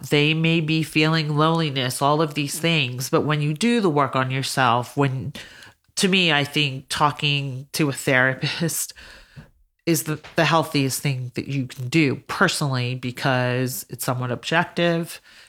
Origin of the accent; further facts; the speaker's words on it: Georgia, United States; also born or lived in Alabama; now in California, United States; I grew up in Georgia, went to school in Alabama. Now I'm in Cali